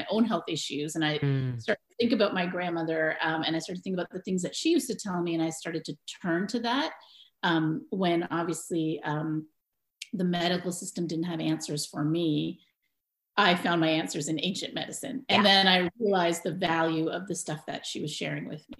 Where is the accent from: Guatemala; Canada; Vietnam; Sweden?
Canada; Toronto, Ontario; also born or lived in Mumbai, India; I was born and raised in Toronto, Canada